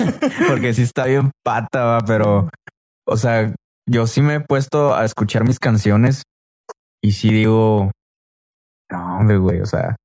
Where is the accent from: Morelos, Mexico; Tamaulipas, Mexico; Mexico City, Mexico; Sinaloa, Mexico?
Tamaulipas, Mexico; Río Bravo; also born or lived in Reynosa, Tamaulipas / Ciudad Mante, Tamaulipas; soy de Reynosa pero pues yo siempre he dicho va, de que no, pues yo soy de Río Bravo, pero sí, yo estoy viviendo ahora sí que también la mitad de mi vida en, en, El Mante, allá